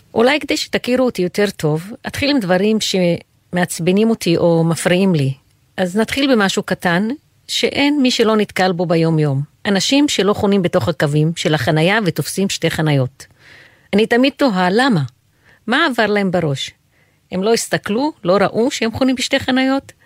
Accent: Haifa, Haifa District, Israel; moved away as an adult; now in Jerusalem, Israel; נולדתי וגדלתי בעיר חיפה

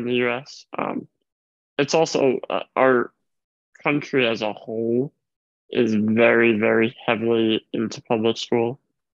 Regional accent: New York, United States; I'm from New York, probably the most big progressive city in the United States

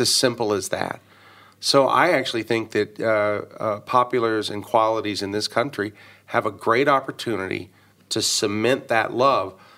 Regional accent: Dallas, Texas, United States; born or raised there

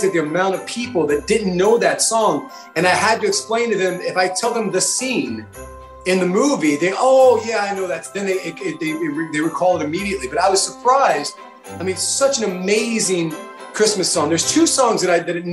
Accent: New York, United States; as a New Yorker

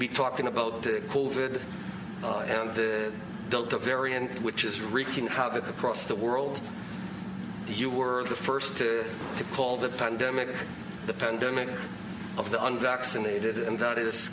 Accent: Israel; I come here from Jerusalem, our eternal capital

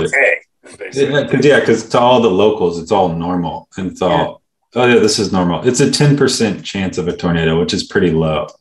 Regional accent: California, United States; we are kind of like California guys

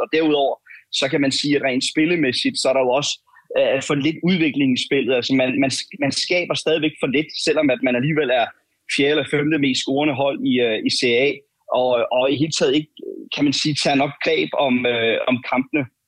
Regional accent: Denmark; jeg er fra Danmark

